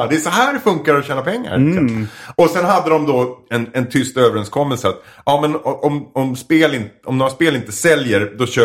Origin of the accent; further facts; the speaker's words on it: Edsbyn, Gävleborg County, Sweden; Jag är från Edsbyn i Hälsingland.